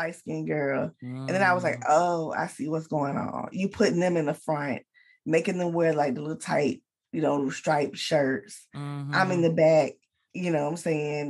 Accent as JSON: {"language": "English", "town": "Atlanta", "region": "Georgia", "country": "United States", "said": "I'm from Atlanta, from the east side of Atlanta"}